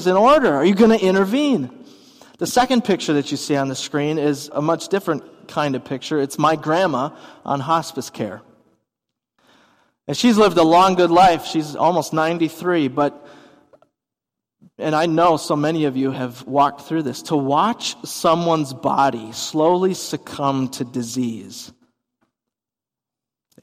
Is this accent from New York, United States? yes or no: no; Minnesota, United States; as a Minnesotan